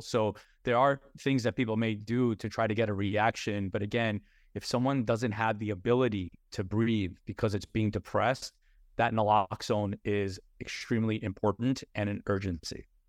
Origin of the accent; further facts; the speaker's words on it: New York, United States; we were taught a certain way growing up in New York around our dinner tables